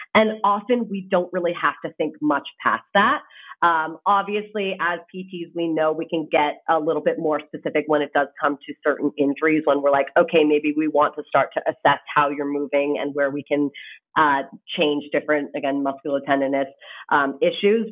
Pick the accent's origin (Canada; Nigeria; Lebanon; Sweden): Canada; moved away as an adult; now in United States; I am actually Canadian. So, I come from across the border. Um, and the reason I came to the States is actually because I played tennis in college